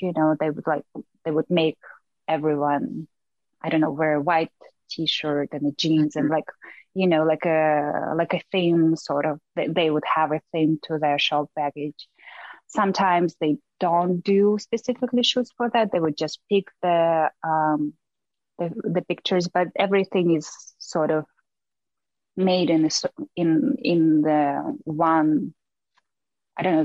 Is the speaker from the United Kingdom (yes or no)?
no; Russia; moved away as an adult; also born or lived in New York; I grew up in Russia, but I obviously have a very Asian look